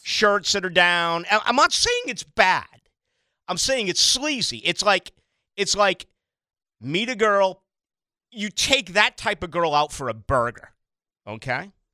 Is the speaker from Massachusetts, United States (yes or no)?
yes; Boston, Massachusetts, United States; born and raised as a, as a Catholic and having Catholicism jammed down my throat as an Irish Catholic in Boston